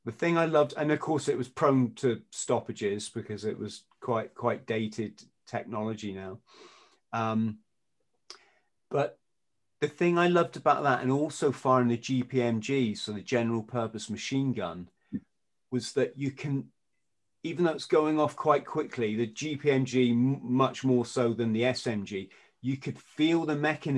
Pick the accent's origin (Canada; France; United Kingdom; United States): United Kingdom; England; as an Englishman